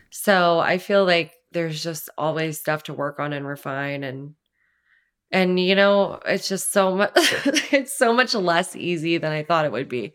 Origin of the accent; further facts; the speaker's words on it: Los Angeles County, Southern California, United States; moved away as an adult; also born or lived in New York City; it's L A County, but, like, right by Orange County